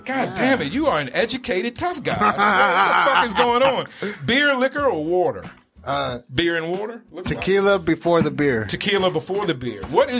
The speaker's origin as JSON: {"language": "English", "region": "the South", "country": "United States", "also_born_or_lived": "East Coast", "moved": "yes", "lives_now": "Arizona, United States", "said": "I come from the South, so, you know, we over there, of that part of the South, we eat a lot of pork"}